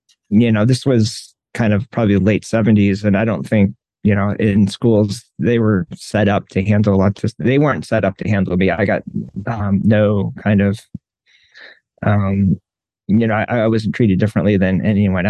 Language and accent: English; New York, United States; moved away; I grew up in New York and we had a like Catholic influence.